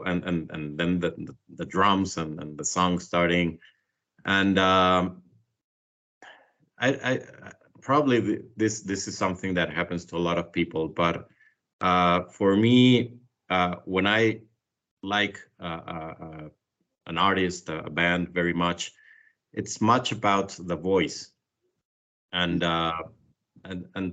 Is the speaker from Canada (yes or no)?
no; Mexico City, Mexico; I'm from Mexico City, born and raised here.